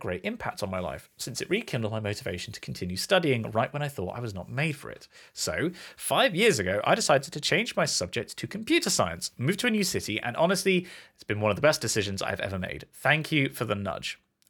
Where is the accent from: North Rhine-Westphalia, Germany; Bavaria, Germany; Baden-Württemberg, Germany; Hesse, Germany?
Bavaria, Germany; Kempten; English is a second language; a small gem of an article from my hometown in Germany, Kempten.